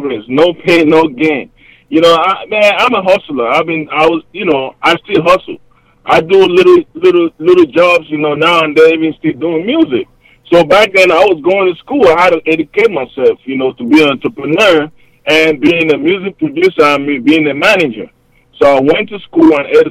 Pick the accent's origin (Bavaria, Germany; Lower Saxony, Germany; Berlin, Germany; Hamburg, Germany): Hamburg, Germany; moved away as an adult; also born or lived in Cameroon; now in United States; I'm originally from Cameroon, 237 Stand Up. That's the middle part of West Africa, close to Nigeria. Then I moved to Germany at a young age